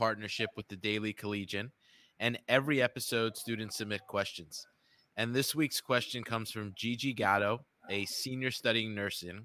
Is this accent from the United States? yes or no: yes; New York City, New York, United States; I grew up in Queens